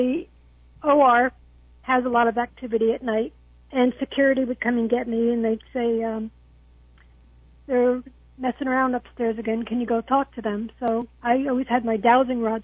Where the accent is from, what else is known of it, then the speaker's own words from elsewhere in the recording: New Jersey, United States; now in Port Charlotte, United States; I live in Port Charlotte. I'm originally from New Jersey.